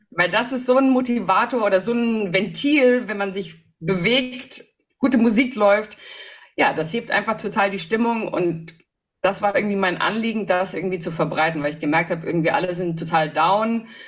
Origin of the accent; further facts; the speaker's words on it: Hof, Bavaria, Germany; moved away; ich bin in Hof geboren, wohne da jetzt auch wieder seit zwei Jahren